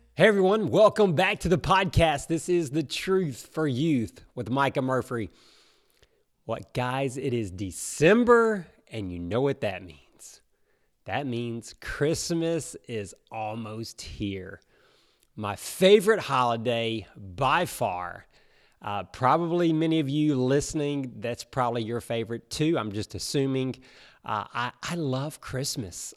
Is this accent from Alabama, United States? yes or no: yes; Alabama, United States; moved away as an adult; now in South Florida, United States; we grew up in Alabama